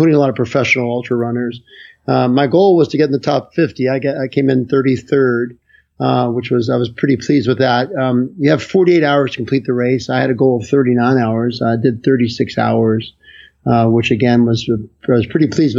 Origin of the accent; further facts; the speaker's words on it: Chesapeake, West Virginia, United States; also born or lived in Charlottesville, Virginia; I grew up in Chesapeake, West Virginia, which is a great little town, coal mining town.